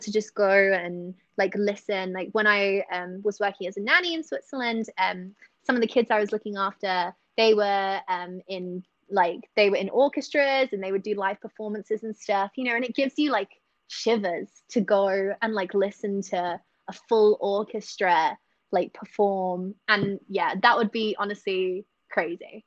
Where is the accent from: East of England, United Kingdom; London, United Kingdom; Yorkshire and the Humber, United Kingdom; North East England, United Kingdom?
East of England, United Kingdom; Essex; now in Singapore; I'm from Essex